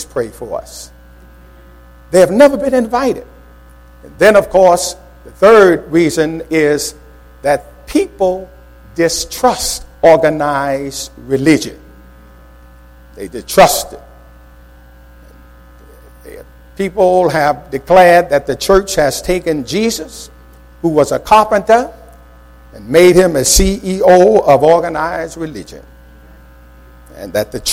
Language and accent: English; New York, United States; as a youngster growing up in New York